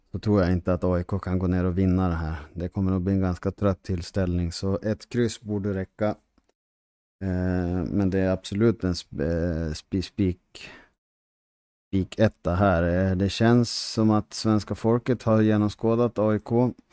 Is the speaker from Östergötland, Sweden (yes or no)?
no; Härnösand, Västernorrland County, Sweden; jag är från Västernorrland, från residensstaden Härnösand